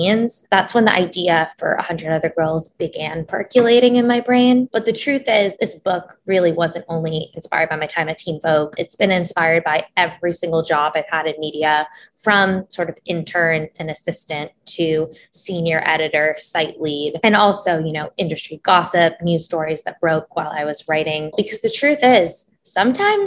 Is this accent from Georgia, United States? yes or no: no; New York City, New York, United States; I was born and raised in New York City, but I am a Middle Eastern American, first gen